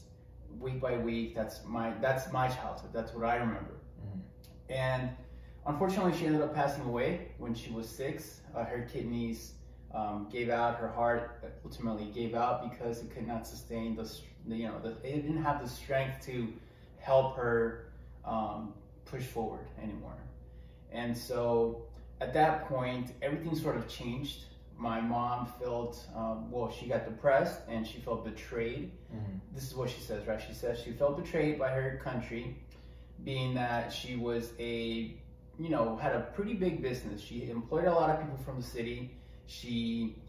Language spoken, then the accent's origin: English; Mexico; moved away; I grew up in Mexico.